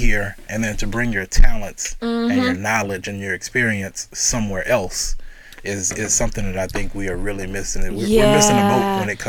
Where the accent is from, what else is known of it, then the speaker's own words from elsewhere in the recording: Louisiana, United States; moved away as an adult; now in Sioux Falls, United States; We're from Louisiana.